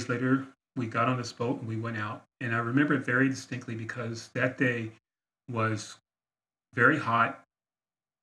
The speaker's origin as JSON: {"language": "English", "town": "San Diego", "region": "California", "country": "United States", "tie": "born or raised there", "also_born_or_lived": "Philadelphia, Pennsylvania", "said": "I grew up in San Diego, California."}